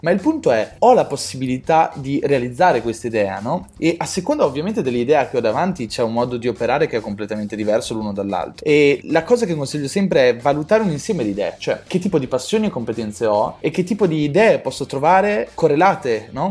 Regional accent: Italy; siamo italiani

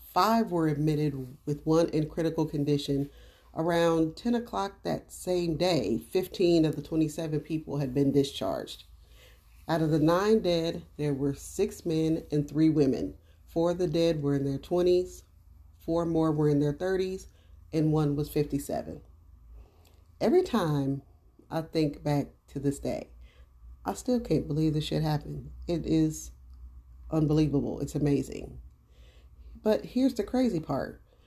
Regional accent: Dayton, Ohio, United States; I'm from Dayton, Ohio

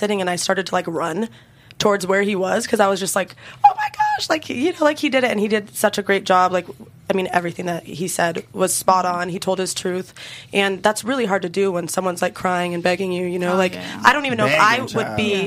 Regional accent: Arizona, United States; now in Washington, D.C., United States; I'm actually from Arizona, so I would always come up here

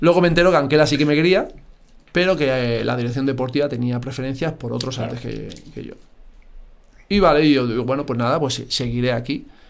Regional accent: Madrid, Community of Madrid, Spain; Pero necesitaba ya mi Madrid. Necesitaba volver a Madrid.

